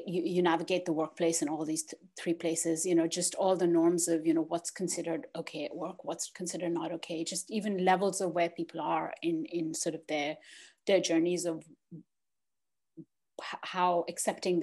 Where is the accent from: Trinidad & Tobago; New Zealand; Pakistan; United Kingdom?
Pakistan; moved away; also born or lived in United States / Netherlands / Australia; I was born in Pakistan, I've lived in the US